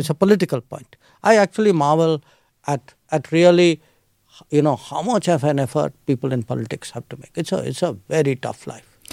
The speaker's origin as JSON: {"language": "English", "region": "Delhi", "country": "India", "tie": "born or raised there", "said": "I was born in Delhi. I grew up in Delhi."}